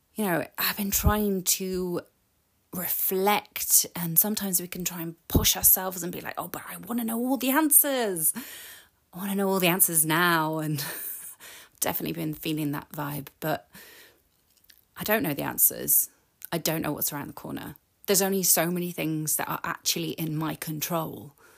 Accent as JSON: {"language": "English", "country": "United Kingdom", "said": "I'm British"}